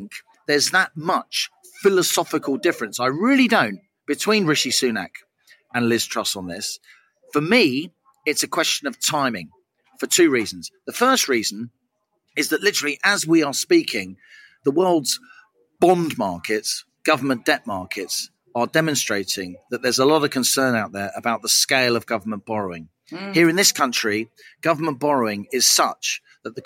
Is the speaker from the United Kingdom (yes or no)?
yes; London, United Kingdom; I speak as a Londoner, a proud Londoner